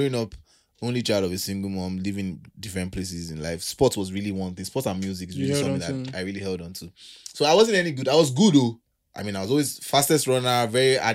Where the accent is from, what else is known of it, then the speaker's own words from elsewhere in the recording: Nigeria; Being a Nigerian